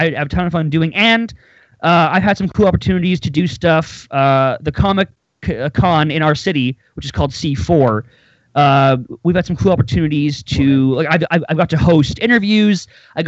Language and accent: English; near Winnipeg, Manitoba, Canada; I'm Canadian. I live now in a city called Winnipeg. I was born near it.